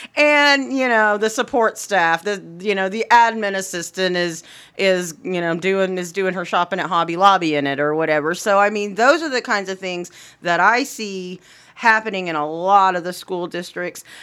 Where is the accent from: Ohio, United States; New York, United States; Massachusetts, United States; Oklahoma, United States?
Oklahoma, United States; Anadarko; In my hometown of Anadarko